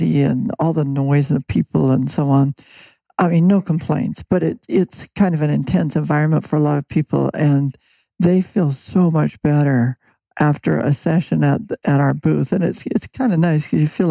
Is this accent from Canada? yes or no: yes; Vancouver, British Columbia, Canada; moved away as an adult; now in Seattle, United States; I'm from Vancouver